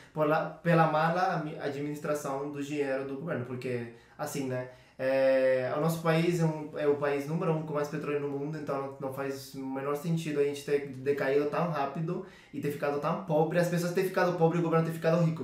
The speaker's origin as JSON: {"language": "Portuguese", "country": "Venezuela", "second_language": "Portuguese", "moved": "as an adult", "lives_now": "São Paulo, Brazil"}